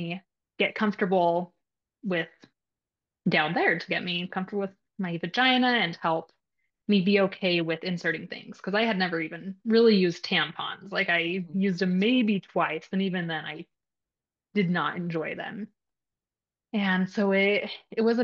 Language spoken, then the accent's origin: English; Utah, United States; moved away as an adult; now in Nevada, United States; I grew up in Utah, which I love Utah.